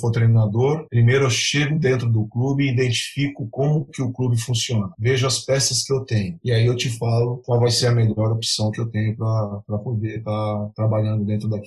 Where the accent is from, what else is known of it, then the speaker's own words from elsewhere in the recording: Santos, São Paulo, Brazil; a gente é de Santos e acompanha bastante aqui